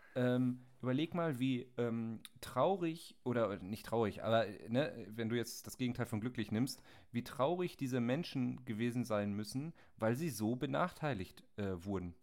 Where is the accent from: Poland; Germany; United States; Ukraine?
Germany; als Deutsche